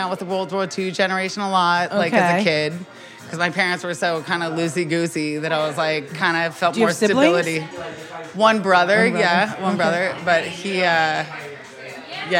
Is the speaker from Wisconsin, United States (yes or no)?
no; Carmel, California, United States; moved away; I am from Carmel, Big Sur, California